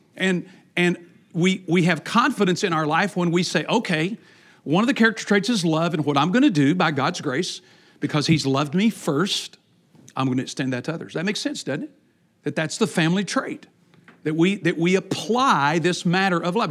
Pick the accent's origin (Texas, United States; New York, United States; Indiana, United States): Texas, United States; I grew up in Texas